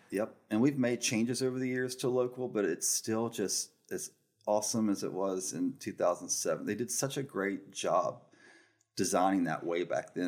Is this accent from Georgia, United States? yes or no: yes; Glennville, Georgia, United States; moved away as an adult; now in Savannah, United States; I grew up in Glenville, Georgia. It's a very small rural farm town